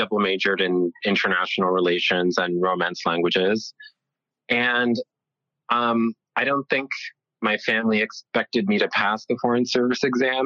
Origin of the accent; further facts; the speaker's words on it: New York, United States; first language Italian; English is a second language; also born or lived in Bologna, Italy; I was born in New York, and then I lived the first 7 years of my life in Bologna, in Italy. And then we moved back to New York.